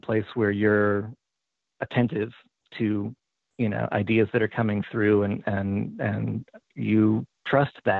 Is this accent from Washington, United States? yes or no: yes; Tacoma, Washington, United States; moved away; I grew up in Tacoma, Washington, up in the Puget Sound, and I haven't lived there for a really long time